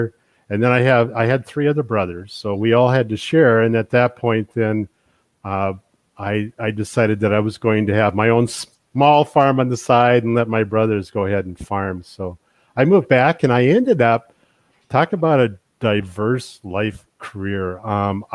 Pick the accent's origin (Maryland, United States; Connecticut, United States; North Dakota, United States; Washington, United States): North Dakota, United States; Bottineau; I'm originally from the Botno area. I grew up on a farm. It was about a 5,000 acre farm just east of Botno